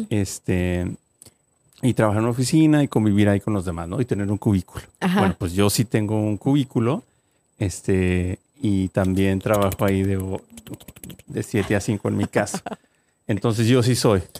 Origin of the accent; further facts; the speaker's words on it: Mexico; now in United States; mexicanos, solo podemos hablar de nuestra cultura